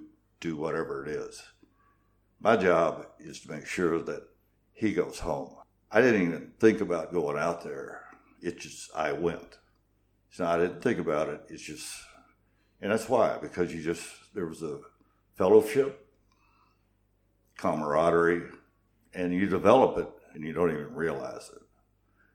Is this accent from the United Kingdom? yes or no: no; New Madrid, Missouri, United States; I grew up in small town America